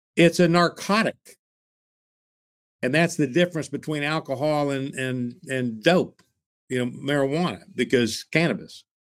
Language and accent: English; Tulsa, Oklahoma, United States; when I was growing up in Tulsa, we had the Tulsa Oilers ice hockey team